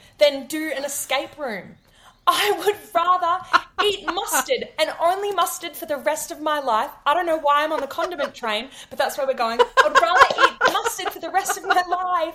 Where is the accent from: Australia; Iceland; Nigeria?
Australia; Queensland; I grew up in Queensland